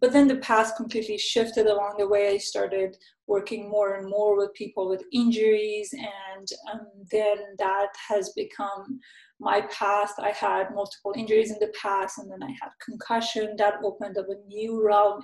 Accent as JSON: {"language": "English", "town": "Vancouver", "region": "British Columbia", "country": "Canada", "said": "I'm from Vancouver, Canada"}